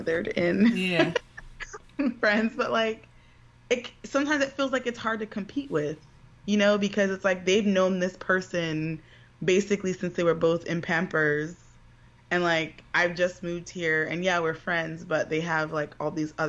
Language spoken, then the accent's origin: English; New York City, New York, United States; also born or lived in White Plains, New York; I grew up in the Bronx and then moved to White Plains